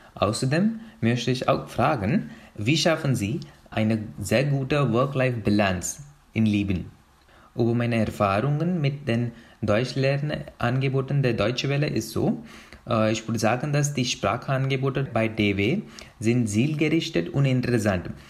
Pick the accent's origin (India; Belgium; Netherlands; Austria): India; German is a second language; moved away as an adult; now in Germany; Ich komme aus Indien